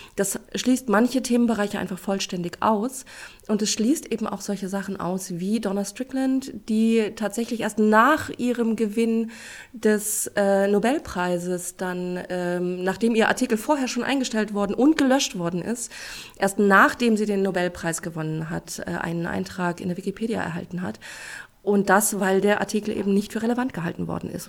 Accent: Celle, Lower Saxony, Germany; Ich komme aus Celle

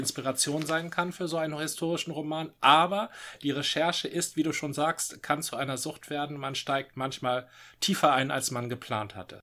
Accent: Northern Germany, Germany; als Norddeutscher

